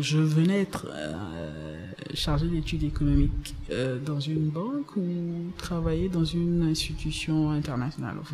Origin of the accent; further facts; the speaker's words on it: Abidjan, Côte d’Ivoire; Je viens d'Abidjan, plus précisément d'Abobo